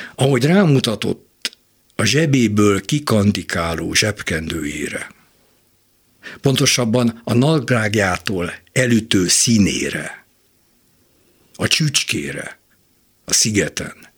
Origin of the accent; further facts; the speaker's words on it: Budapest, Hungary; Újpestről jöttünk be a Margit-szigeti Tózsas stadionba